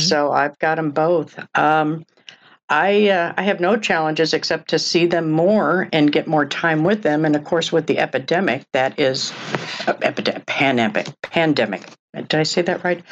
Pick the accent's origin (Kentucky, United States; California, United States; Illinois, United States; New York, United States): Illinois, United States; Oak Park; also born or lived in Des Moines, Iowa / Chicago; from the age of ten on, and still, Oak Park, Illinois